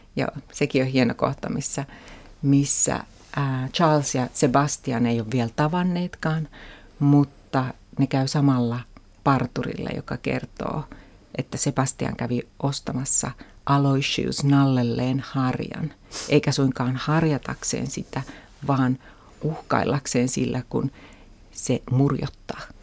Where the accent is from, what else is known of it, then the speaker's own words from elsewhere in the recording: Turku, Southwest Finland, Finland; Mä kasvoin Turussa, suht pienessä kaupungissa